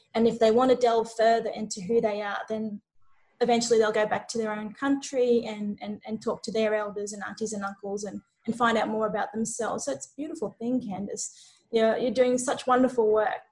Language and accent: English; New Zealand; I'm Maori and from New Zealand